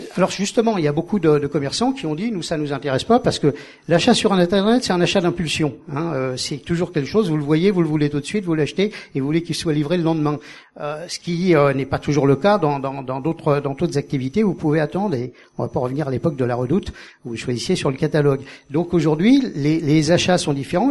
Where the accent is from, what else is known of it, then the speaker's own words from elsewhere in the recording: Paris, Île-de-France, France; moved away as an adult; also born or lived in Perpignan; quand je suis arrivé en tant que Parisien